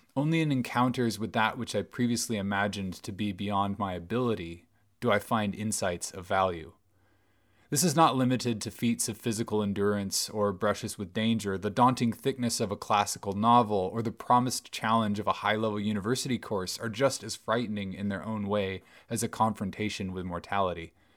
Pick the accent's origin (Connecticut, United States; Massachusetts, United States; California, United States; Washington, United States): Washington, United States; Bellingham; my hometown